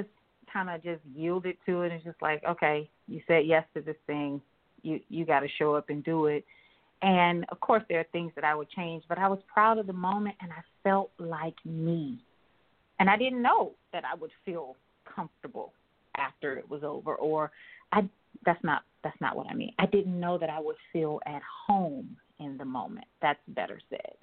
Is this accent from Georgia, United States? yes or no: no; Columbia, South Carolina, United States; now in Maryland, United States; I'm from Columbia, South Carolina, for the listeners. Of course, I live in Maryland now, but I'm from Columbia, South Carolina, so I grew up there.